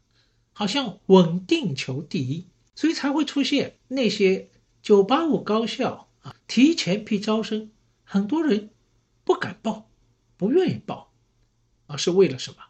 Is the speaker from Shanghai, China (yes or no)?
yes; Shanghai, China; 因为呢，我是上海人，所以呢，对城市这一块呢，好像也特别有感觉。